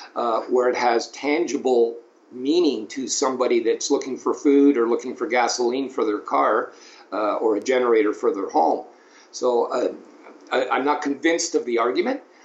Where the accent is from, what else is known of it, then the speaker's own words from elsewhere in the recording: Toronto, Ontario, Canada; in Ontario, where I uh, grew up, I grew up in Toronto, Ontario